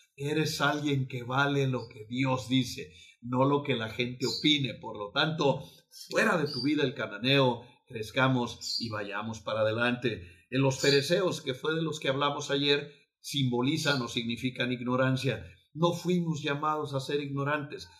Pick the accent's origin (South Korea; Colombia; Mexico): Mexico; somos mexicanos